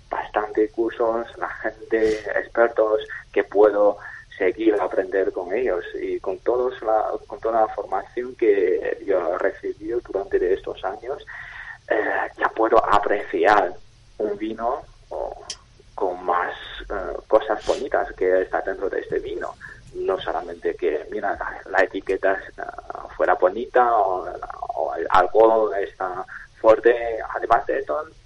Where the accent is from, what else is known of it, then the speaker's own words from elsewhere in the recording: China; Spanish is a second language; now in Spain; como un chino que vivo en España